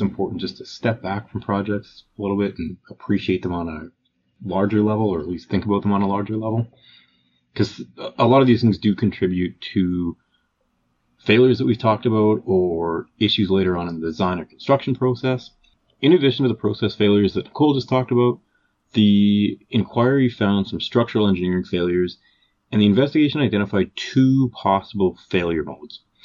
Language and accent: English; Calgary, Alberta, Canada; we're both from Calgary, Alberta, Canada.